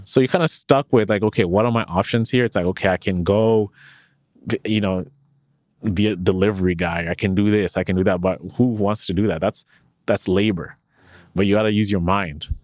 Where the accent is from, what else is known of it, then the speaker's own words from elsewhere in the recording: Canada; when you work at Shopify as a Canadian